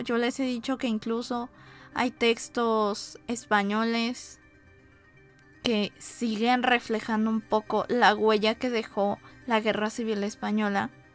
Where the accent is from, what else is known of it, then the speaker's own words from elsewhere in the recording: Mexico; como mexicanos